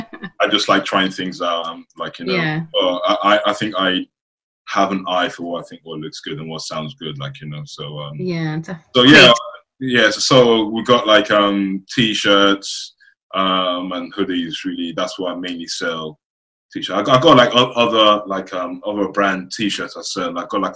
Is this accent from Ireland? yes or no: yes; Dublin, Leinster, Ireland; born there; also born or lived in Nigeria / United Kingdom; But I was born in Dublin, Ireland. Then I went to Nigeria. Then I came to the UK.